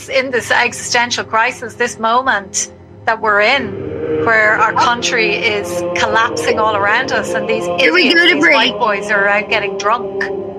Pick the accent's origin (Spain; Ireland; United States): Ireland; Because we're Irish